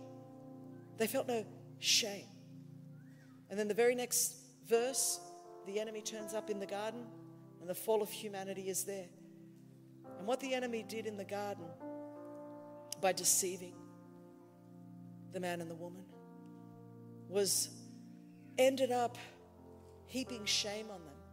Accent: Australia; I'm Australian

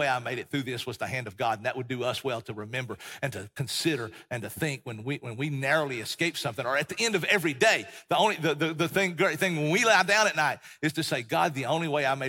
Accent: Tennessee, United States; also born or lived in Texas; and we grew up in East Tennessee, Appalachian Mountains.

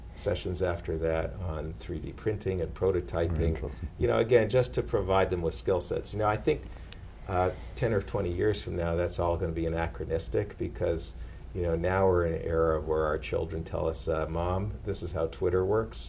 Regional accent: Canada; also born or lived in Atlanta, Georgia; now in Boston, United States; as a Canadian

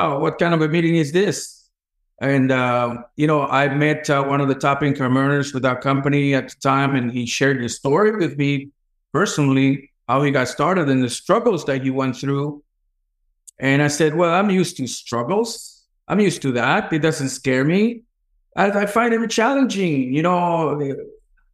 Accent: El Salvador; moved away; also born or lived in New York City, United States; I grew up very poor in El Salvador, in a huge poverty in El Salvador, crime-infested neighborhood

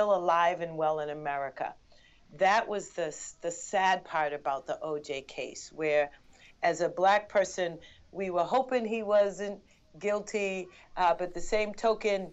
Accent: Boston, Massachusetts, United States; I'm Bostonian, but my family's from Barbados

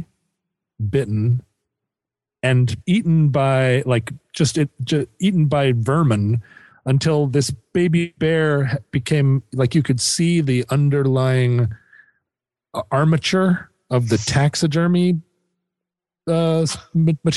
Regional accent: Alaska, United States; I grew up in Alaska, so I have seen many, many terrible, terrible things in the taxidermy family

